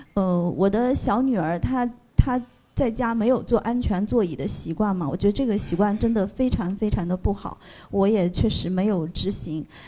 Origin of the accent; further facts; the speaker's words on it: Zhejiang, China; 因为我是浙江嘛，我们老家如果一楼的话，那些窗户都是要扇那个反，反铁栏的